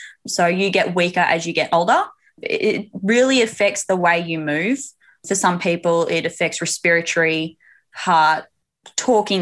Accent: Queensland, Australia; I hail from the sunny state of Queensland

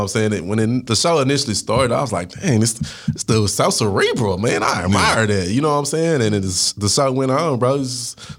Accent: Dallas, Texas, United States; I'm from Oak Cliff, Texas.

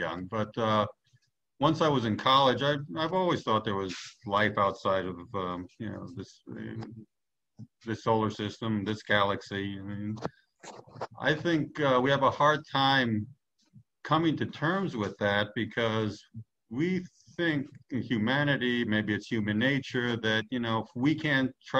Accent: New York, United States; moved away; I'm originally from New York

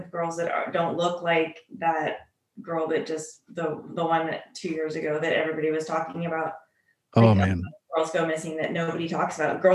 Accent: California, United States; I'm from California, so maybe our towns are bigger or the city that I'm from is bigger

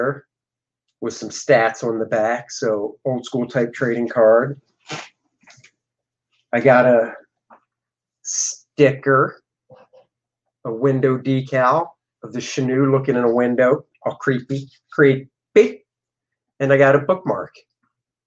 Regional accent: Maryland, United States; I grew up in Maryland.

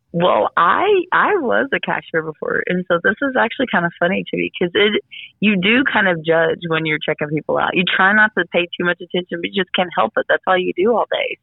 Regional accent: Galveston, Texas, United States; I'm from Galveston

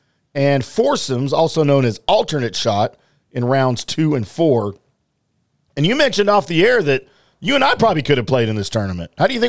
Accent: the Bayou, Louisiana, United States; now in Dallas, United States; down in the Bayou, my hometown, kind of my hometown.

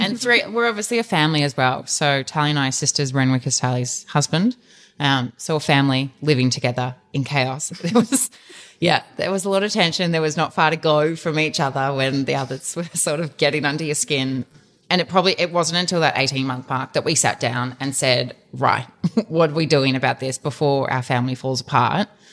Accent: Dandenong Ranges, outside Melbourne, Victoria, Australia; we grew up in the Dandenong Ranges outside of Melbourne

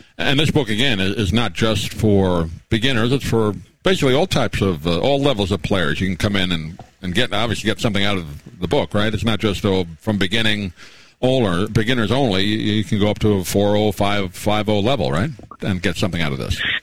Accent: New York, United States; I grew up in New York

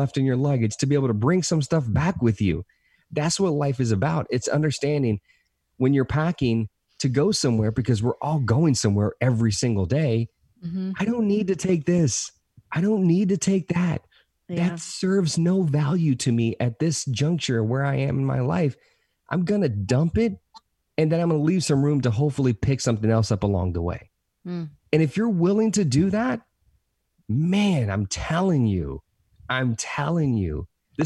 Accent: the South, United States; Hispanic kid, growing up, born and raised in the South

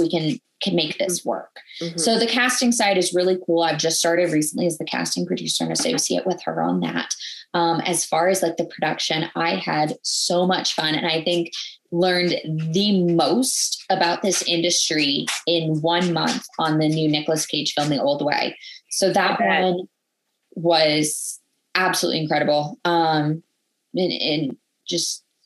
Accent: Minnesota, United States; I grew up in Minnesota.

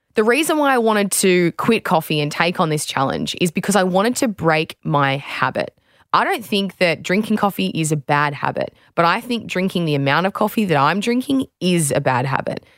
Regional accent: Australia; former Australian beach sprinter and fitness trainer

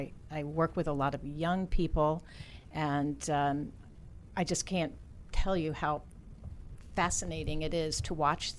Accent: Arlington, Virginia, United States; I grew up right here in Arlington, Virginia.

